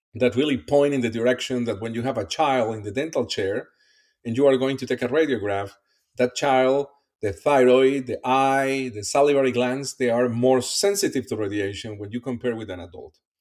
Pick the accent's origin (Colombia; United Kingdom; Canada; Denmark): Colombia; English is a second language; moved away as an adult; also born or lived in Iowa City, Iowa, United States / Pennsylvania, United States; now in Kentucky, United States; I'm originally from Colombia. My first step here in the US was the University of Iowa